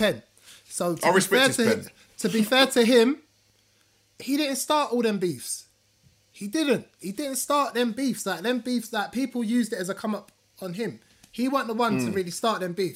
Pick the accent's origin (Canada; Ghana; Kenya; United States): Ghana; As a Ghanaian man